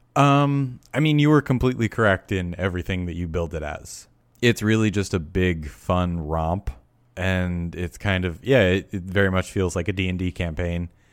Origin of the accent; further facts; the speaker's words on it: near Newburgh, New York, United States; Newburgh, New York, which is, uh, very close to my hometown